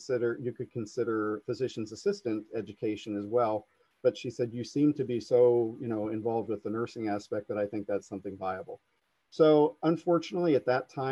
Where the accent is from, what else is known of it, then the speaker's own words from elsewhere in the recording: Coshocton, Ohio, United States; to work here in my hometown